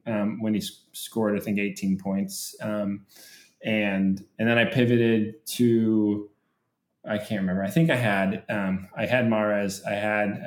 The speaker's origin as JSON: {"language": "English", "country": "United States", "said": "being an American soccer fan of Premier League soccer"}